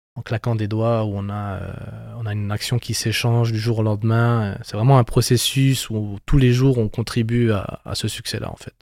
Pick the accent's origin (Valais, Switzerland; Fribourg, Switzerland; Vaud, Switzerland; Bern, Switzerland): Bern, Switzerland; on est natif euh, du canton de Berne.